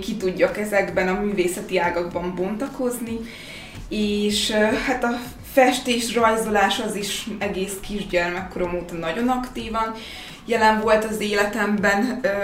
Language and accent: Hungarian; Békéscsaba, Békés, Hungary; moved away as an adult; also born or lived in Gyula / Szeged; now in Budapest, Hungary; én Gyulán születtem egyébként, de Békés Csaván éltem 18 éves koromig